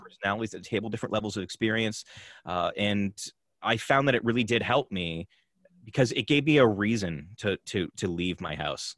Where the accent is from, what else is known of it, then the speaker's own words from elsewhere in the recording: Canada; I'm also Canadian